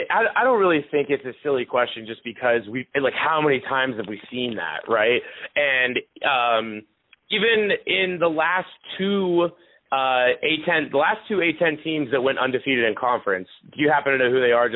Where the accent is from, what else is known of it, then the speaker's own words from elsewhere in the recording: Pittsburgh, Pennsylvania, United States; moved away; I'm from Pittsburgh